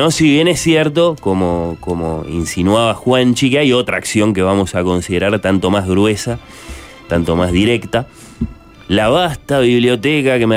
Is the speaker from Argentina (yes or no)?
yes; Argentina; acá estoy como tantos argentinos, o como todos los argentinos, decidiendo a quién voy a votar.